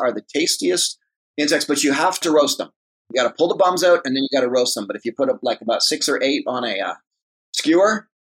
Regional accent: Toronto, Ontario, Canada; So I'm from Mimico, Ontario, which is Mimico. The west end of Toronto. Yep. Grew up in Mimico.

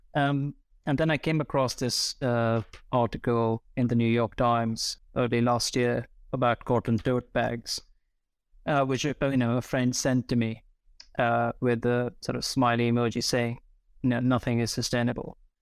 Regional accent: New Delhi, Delhi, India; moved away; I grew up in New Delhi, surrounded by various different textures of concrete

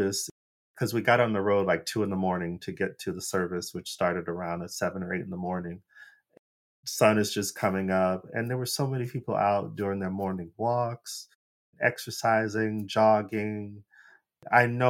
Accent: Phoenix, Arizona, United States; moved away as an adult; now in Los Angeles, United States; I'm from Phoenix, Arizona, which doesn't have a visibly large Black population

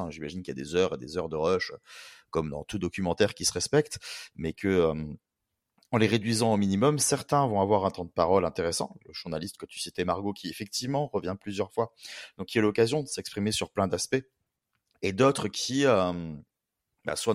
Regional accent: Switzerland; je suis suisse français comme Barbé.

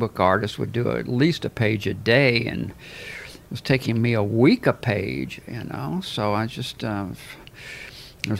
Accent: Albuquerque, New Mexico, United States; moved away; your life was like in Albuquerque compared to mine.

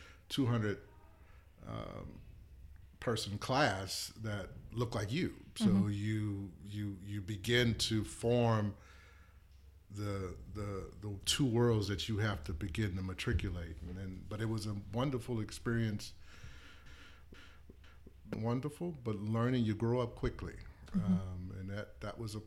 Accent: New Orleans, Louisiana, United States; I grew up in New Orleans

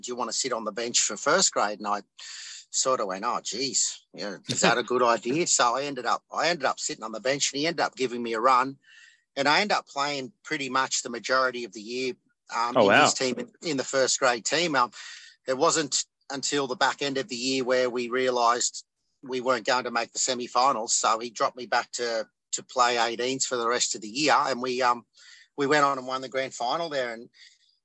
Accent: Young, New South Wales, Australia; growing up in a little country town like Young.

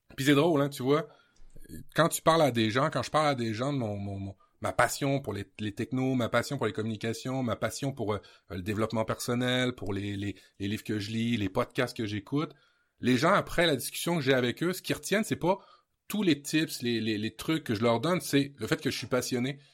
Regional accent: Normandy, France; je suis d'origine normande en France

